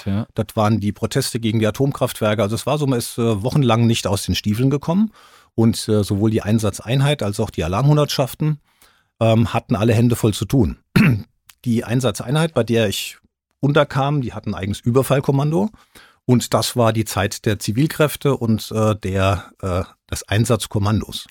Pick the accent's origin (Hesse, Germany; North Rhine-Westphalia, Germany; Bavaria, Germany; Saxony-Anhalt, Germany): Hesse, Germany; Rüsselsheim; Ich war ja aus Rüsselsheim, ich bin Rüsselsheim aufs Gymnasium gegangen